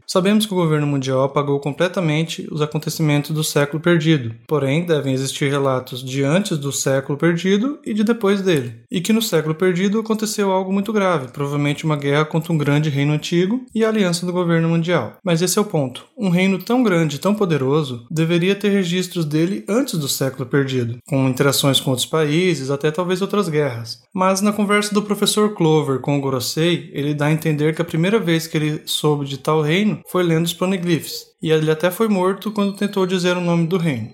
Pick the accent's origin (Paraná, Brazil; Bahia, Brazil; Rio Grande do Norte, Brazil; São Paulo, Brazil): Paraná, Brazil; Terra Rica; sou de Terra Rica, Paraná